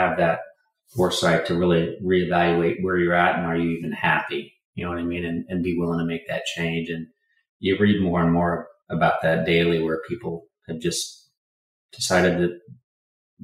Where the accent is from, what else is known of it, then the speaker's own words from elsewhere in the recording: Indiana, United States; I was born in the Midwest in Indiana